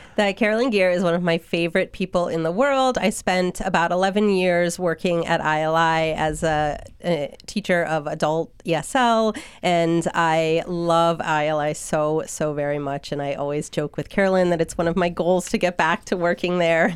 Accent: Hatfield, Massachusetts, United States; also born or lived in Oregon; now in Belchertown, United States; we settled in Hatfield, which is where I spent my childhood, and I graduated from Smith Academy.

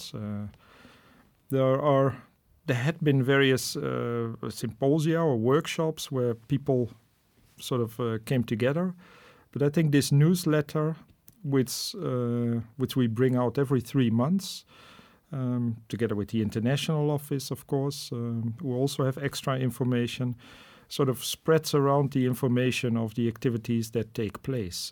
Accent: Netherlands; moved away as an adult; also born or lived in Namibia / Rwanda / Indonesia; now in Munich, Germany; I'm originally from the Netherlands

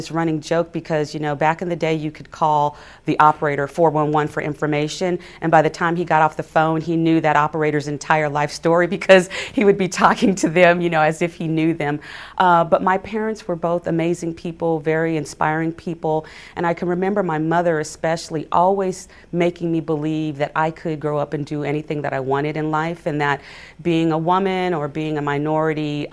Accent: Altadena, California, United States; Altadena was an amazing place to grow up.

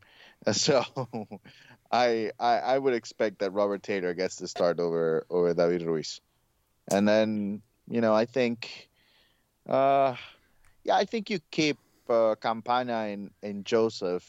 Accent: Honduras; moved away; growing up in Honduras

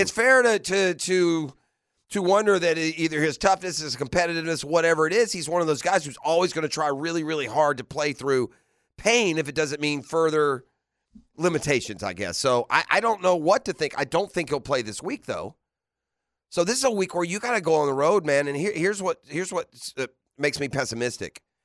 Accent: Jacksonville, Florida, United States; I grew up in Jacksonville where there's so many different high schools where you represent a neighborhood and you do it with pride

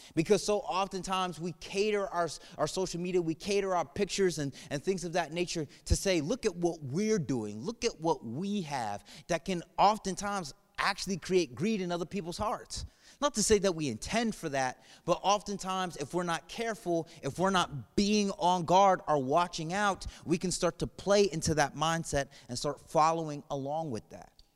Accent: New England, United States; moved away; I'm from New England area, and when I turned sixteen, I got a job at the Basketball Hall of Fame

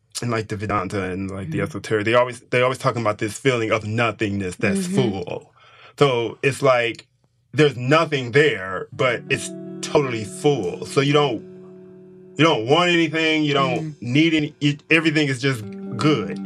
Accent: Detroit, Michigan, United States; I grew up in Detroit during the time of when it was very prosperous

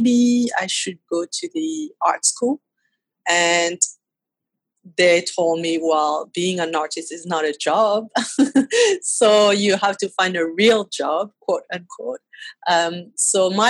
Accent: Paris, Île-de-France, France; accent: French; English is a second language; So I was born and raised in Paris

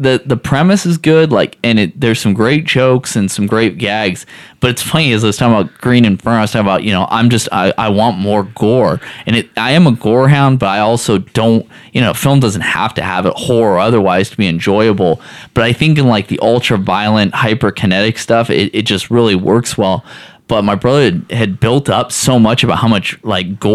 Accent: the Northwest, Pacific Northwest, United States; moved away; I'm from the Northwest

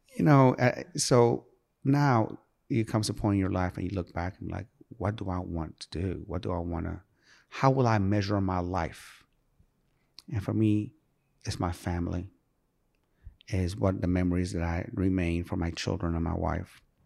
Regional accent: Sharon, Pennsylvania, United States; also born or lived in Iran; I come from Sharon, P

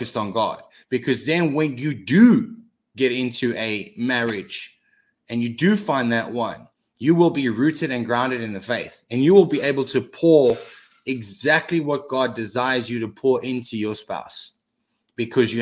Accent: South Africa; as a South African

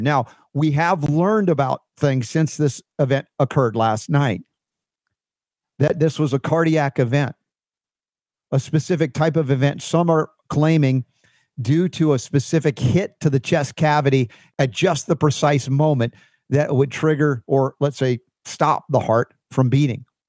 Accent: United States; I'm an American dude

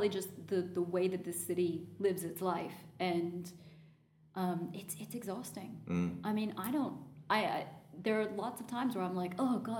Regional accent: United States; the fact that I'm American

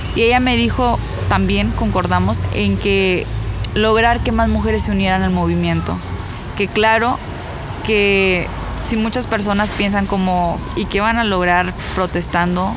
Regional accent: Ciudad Victoria, Tamaulipas, Mexico; yo soy de Ciudad Victoria

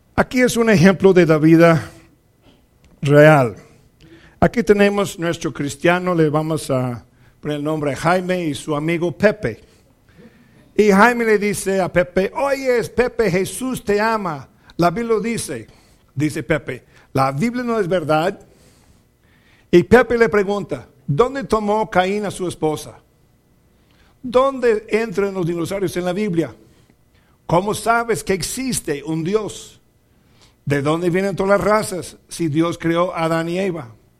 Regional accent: Mexico; also born or lived in Zacatecas, Mexico

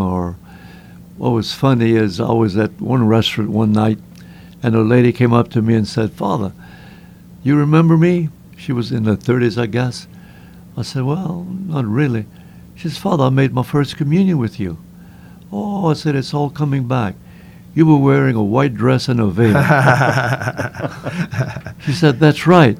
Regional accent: Cecilia, Louisiana, United States; also born or lived in Covington, Louisiana / New Orleans, Louisiana / Acadiana; I was born in Cecilia, Louisiana. I grew up there, and I left home at the age of 15

